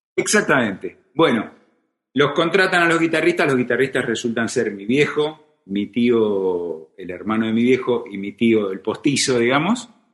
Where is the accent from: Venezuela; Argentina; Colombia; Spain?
Argentina; Isidro Casanova, Buenos Aires Province; also born or lived in Hurlingham; Yo soy del oeste, sí. Nací en Hurlingham, cuando Urlingam era morón, no era un partido, no se había independizado. Y muy, a los nueve años me mudé a, a Isidro Casanova. Y bueno, esa es, digamos, mi patria, mi patria de infancia es, es Isidro Casanova